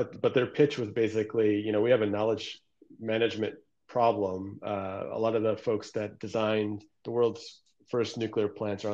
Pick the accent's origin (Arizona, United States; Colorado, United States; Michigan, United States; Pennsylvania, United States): Michigan, United States; Detroit; also born or lived in Newburgh, New York; now in Redondo Beach, United States; spent most of my childhood in the Downriver Detroit area in the heart of big auto country.